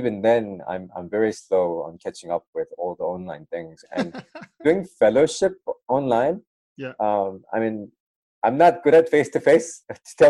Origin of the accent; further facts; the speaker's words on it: Sydney, New South Wales, Australia; moved away as an adult; also born or lived in United States; now in Melbourne, Australia; I grew up in Sydney.